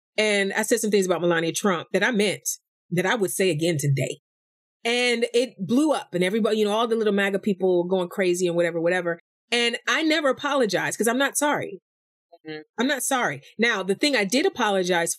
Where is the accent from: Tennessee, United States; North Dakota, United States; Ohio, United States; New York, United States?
Ohio, United States; East Cleveland; from East Cleveland